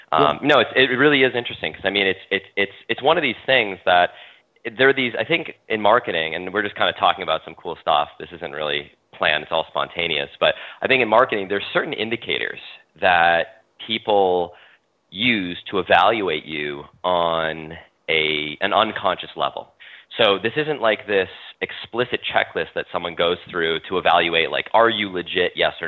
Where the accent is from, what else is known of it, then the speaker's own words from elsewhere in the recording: United States; born there; first language French; English is a second language; I'm an American citizen. I was born in America. My heritage is it goes back to France and through French Canada. And my grandparents are they're all passed away, but they're all French Canadian. They all spoke French. French was my first language growing up.